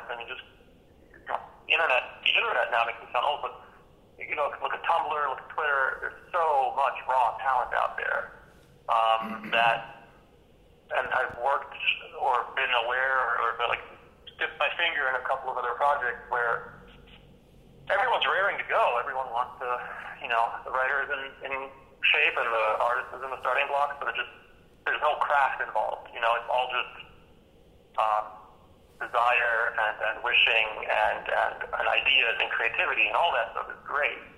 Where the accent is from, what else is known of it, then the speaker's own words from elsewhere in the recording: Germany; moved away; I'm from Germany originally